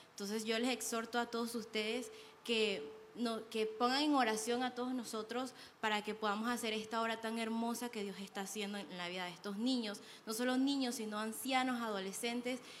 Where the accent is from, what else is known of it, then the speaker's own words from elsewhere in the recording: Panama; moved away as an adult; vengo de Panamá